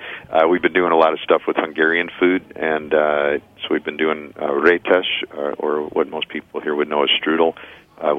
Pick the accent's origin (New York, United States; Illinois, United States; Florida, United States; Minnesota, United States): Illinois, United States; Chicago; now in Ann Arbor, United States; I grew up in Chicago